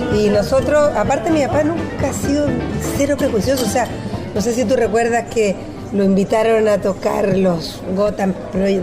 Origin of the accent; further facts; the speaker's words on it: Chile; also born or lived in Mexico; nosotros somos muy chilenos, chilenos chilenos